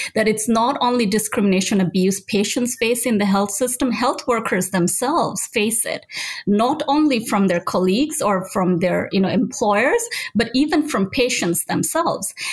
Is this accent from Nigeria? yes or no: yes; Nigeria; moved away; I grew up in Nigeria. That's where I did my pharmacy school